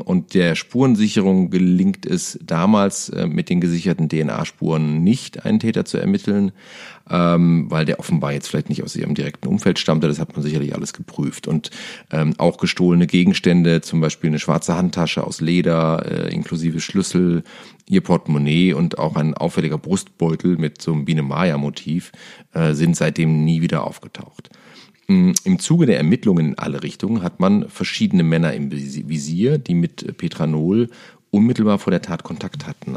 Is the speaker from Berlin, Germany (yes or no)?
no; Cologne, North Rhine-Westphalia, Germany; aus meiner Heimatstadt Köln